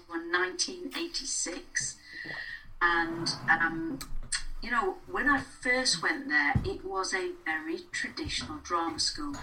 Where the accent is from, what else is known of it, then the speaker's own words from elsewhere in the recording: Blackpool, North West England, United Kingdom; I grew up in Blackpool